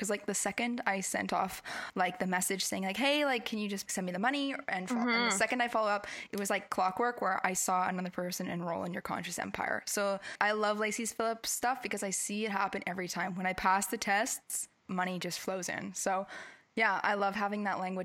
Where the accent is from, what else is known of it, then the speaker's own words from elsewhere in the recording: the North Shore, British Columbia, Canada; we grew up in the North Shore